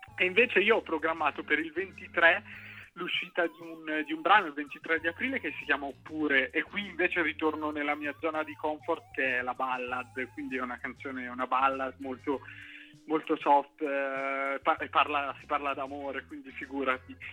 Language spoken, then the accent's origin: Italian; Cinisello Balsamo, Lombardy, Italy; also born or lived in Milan; io non faccio musica trap e sono di Cinisello